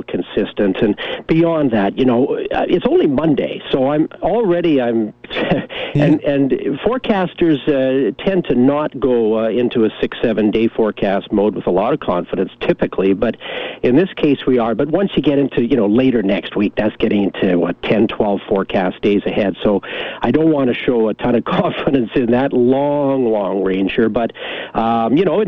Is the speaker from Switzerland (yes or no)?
no; Kamloops, British Columbia, Canada; moved away as an adult; growing up in Kamloops as a kid, I loved it, if I recall. You know, I was born in Kamloops and lived there till I was about 21 in high school and college